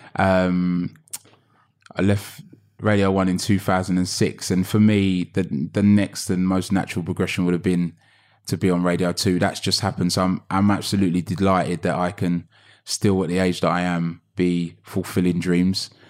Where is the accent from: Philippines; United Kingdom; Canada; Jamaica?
United Kingdom; London; I grew up in Hackney